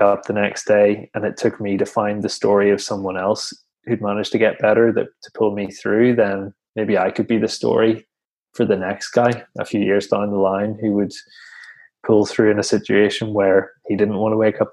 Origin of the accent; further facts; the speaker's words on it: Northern Ireland, United Kingdom; back in Northern Ireland, where I'm from